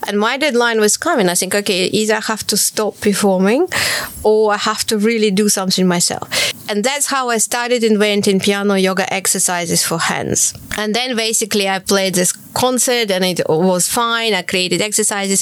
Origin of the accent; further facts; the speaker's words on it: Kharkiv, Kharkiv Oblast, Ukraine; moved away as an adult; now in London, United Kingdom; I was born in Kharkiv, and uh, I started playing when I was four, very early, and uh, I went to music school at the age of six